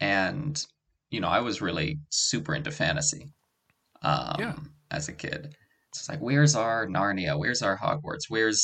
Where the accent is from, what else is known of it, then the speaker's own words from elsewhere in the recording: Oakland, California, United States; moved away as an adult; now in South Korea; I'm from Oakland, California. I'm moving back in March.